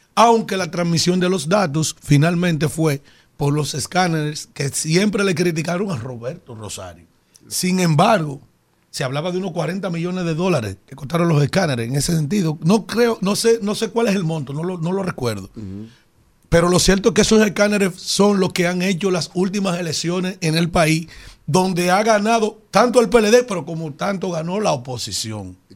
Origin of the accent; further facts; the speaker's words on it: Yaguate, San Cristóbal, Dominican Republic; soy del municipio de Yaguate, que es donde yo nací y me crié